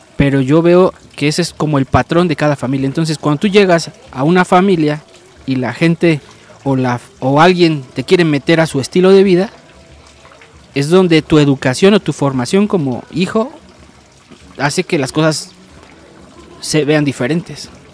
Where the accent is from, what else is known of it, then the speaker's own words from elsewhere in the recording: Mexico; como mexicanos